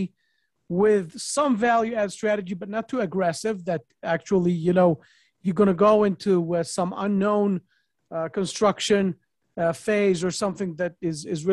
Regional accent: New York, United States; moved away; I'm also a New Yorker, not in New York right now, but a New York person

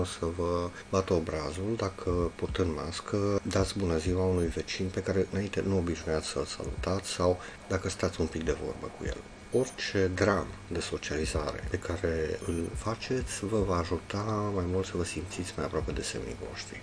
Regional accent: Oradea, Bihor County, Romania; am 49 de ani, sunt din Oradea

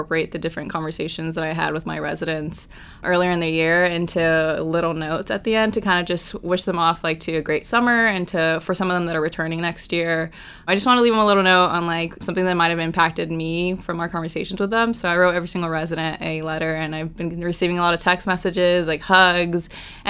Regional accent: Orange County, California, United States; moved away as an adult; now in New York City, United States; I am a junior from Orange County, California

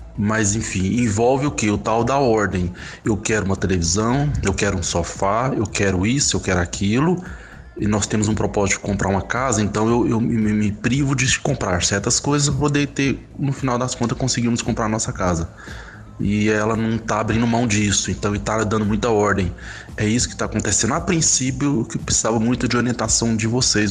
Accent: Goiânia, Goiás, Brazil; sou de Goiânia

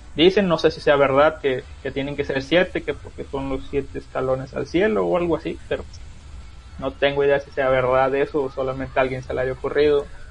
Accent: Huasteca, Mexico; yo, de donde soy, es una región que se llama la Huasteca, ocupa varios estados

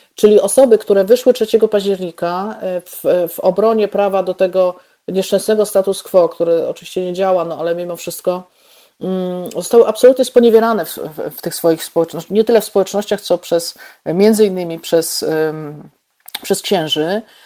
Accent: Bolesławiec, Lower Silesian Voivodeship, Poland; also born or lived in Lwówek Śląski / Warsaw; now in Wrocław, Poland; ja się urodziłam w Lwówku Śląskim, mieszkałam y, kilkanaście lat w Bolesławcu, mieszkałam też w Warszawie, y, mieszkam teraz we Wrocławiu

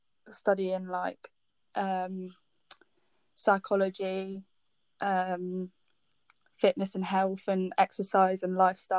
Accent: Brackley, East Midlands, United Kingdom; Brackley, which is where I'm from.

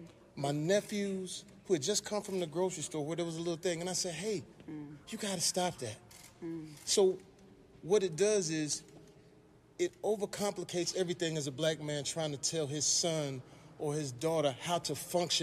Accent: Terrell, Texas, United States; I'm a young boy from... Well, older now, but I'm a young cat from Texas. I'm from Terrell, Texas.

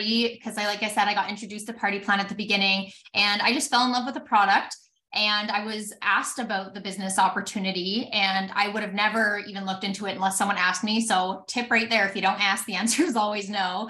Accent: Alberta, Canada; I'm from Alberta, Canada

